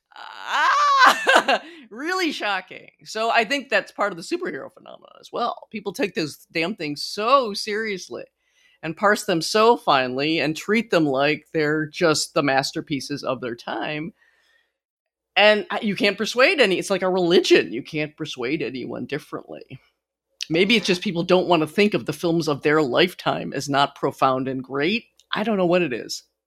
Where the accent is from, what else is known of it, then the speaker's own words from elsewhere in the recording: United States; I'm such an American